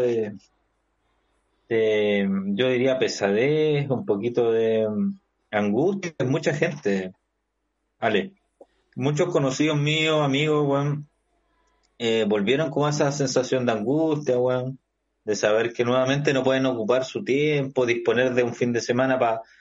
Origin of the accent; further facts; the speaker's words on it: Ovalle, Coquimbo, Chile; ciudades como Valle, de donde soy, cachai, oriundo